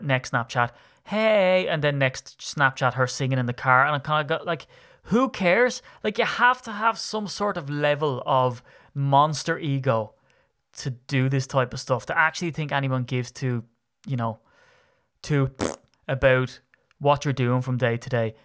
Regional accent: Ireland; I'm Irish

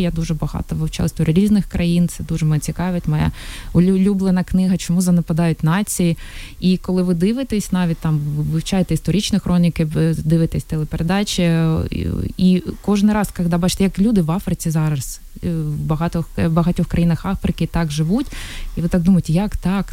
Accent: Mariupol, Donetsk Oblast, Ukraine; first language Russian; Ukrainian is a second language; moved away as an adult

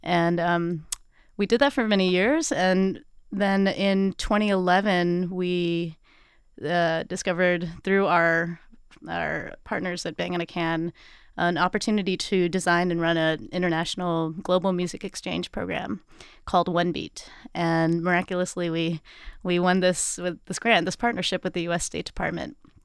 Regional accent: East Tennessee, United States; now in Brooklyn, United States; I'm originally from East Tennessee, but I live in Brooklyn, New York now

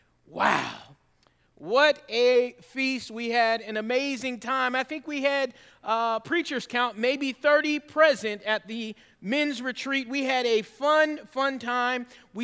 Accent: Georgia, United States; also born or lived in Northern California; You see, I'm a Georgia boy at heart. I was born in Northern California, but raised in Georgia because of my dad's military service.

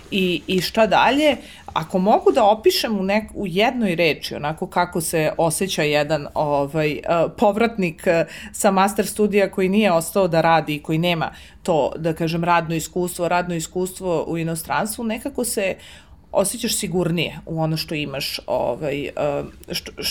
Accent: Belgrade, Serbia; ja sam iz Beograda i živela sam kod roditelja za vreme studija

